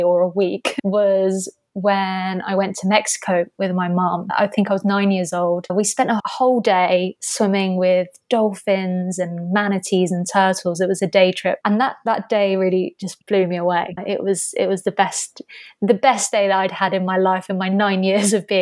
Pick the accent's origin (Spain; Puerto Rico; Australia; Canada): Spain; Albir, Valencian Community; also born or lived in Canary Islands; I grew up in southeastern Spain in a little village called Albir. It's about a 45-minute drive from Alicante in Spain.